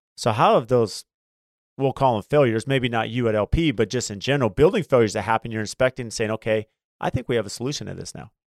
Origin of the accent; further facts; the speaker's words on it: San Diego, California, United States; also born or lived in Phoenix; growing up in San Diego